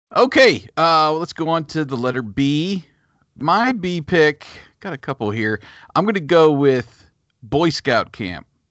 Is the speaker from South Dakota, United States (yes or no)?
no; a town about half an hour from DuBois, Pennsylvania, United States; born or raised there